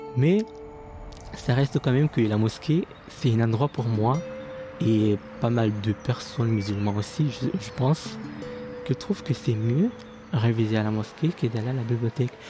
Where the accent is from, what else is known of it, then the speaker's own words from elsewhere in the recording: near Moroni, Grande Comore, Comoros; moved away as an adult; Je viens des Comores, précisément dans la ville de Bambaro qui est juste à côté de Moroni, euh, la capitale de Comores